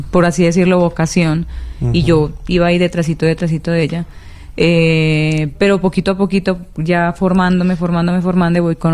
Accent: Mocoa, Putumayo, Colombia; also born or lived in Nariño, Colombia; Yo soy nacida en Mocoa, Putumayo

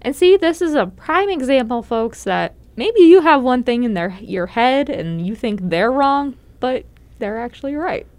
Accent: Pennsylvania, United States; moved away; I grew up in Pennsylvania

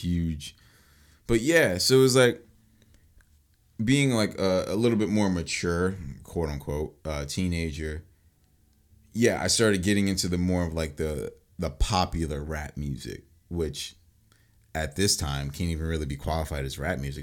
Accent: Mount Laurel, New Jersey, United States; I moved from Mount Holly to Mount Laurel

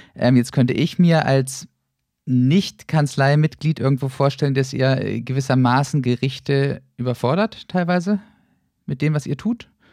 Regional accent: Northern Germany, Germany; moved away; ich komme ursprünglich aus dem Norden, mag Bremerhaven sehr, sehr gern

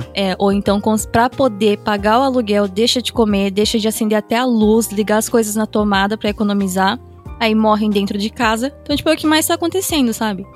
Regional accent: Japan; uma pessoa que cresceu aqui no Japão e parte de mim. Eu, eu já sou japonesa, eu já me considero japonesa no sentido assim de eu fui criada aqui

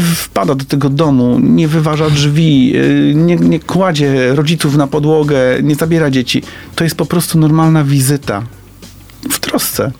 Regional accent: Poznań, Greater Poland, Poland; Wychowałem się tam

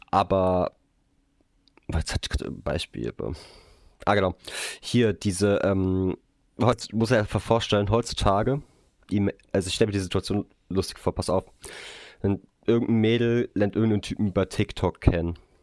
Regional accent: Hesse, Germany; bei uns in Hessen

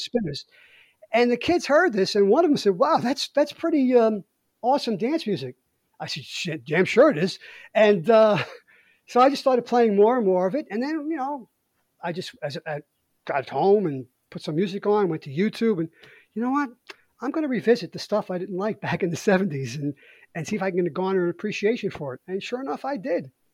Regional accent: New York City, New York, United States; accent: Brooklyn; I grew up in Brooklyn in the '60s, and I grew up with the sound of Motown

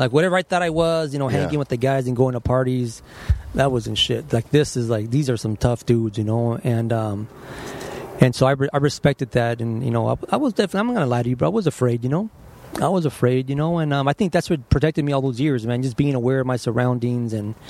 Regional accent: Los Angeles, California, United States; I was born down the street in General Hospital. General Hospital? So East L.A.

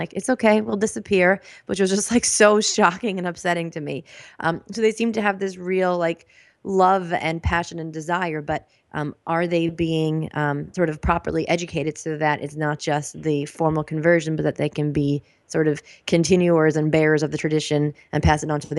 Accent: United States; the way that I grew up Jewishly in America, sort of proud to be Jewish, but kind of like don't let things get too serious here, kind of Jewish.

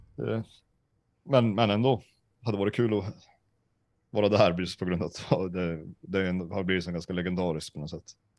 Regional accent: Sweden; jag är från Sverige

